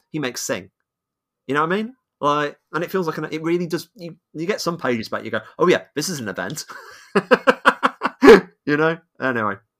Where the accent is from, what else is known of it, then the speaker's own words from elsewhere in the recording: United Kingdom; I'm British